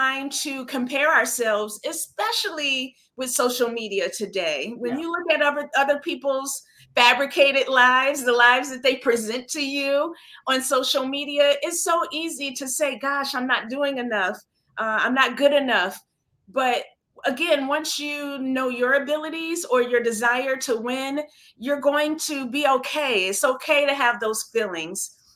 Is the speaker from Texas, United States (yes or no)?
no; Flint, Michigan, United States; moved away as an adult; now in New York City, United States; I'm here, I'm in New York, I'm from Flint, Michigan